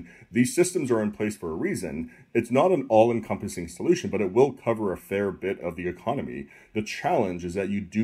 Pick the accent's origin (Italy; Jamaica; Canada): Canada; moved away; I'm originally from Canada